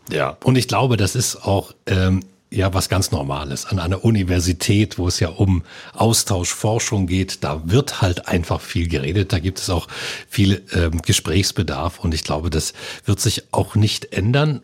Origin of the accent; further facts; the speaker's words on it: Lusatia, Germany; Als Lausitzer